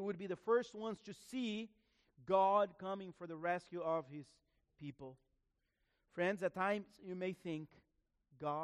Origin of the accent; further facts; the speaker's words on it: Florida, United States; also born or lived in Broward County, Florida; we're from Florida, right? So we don't have mountains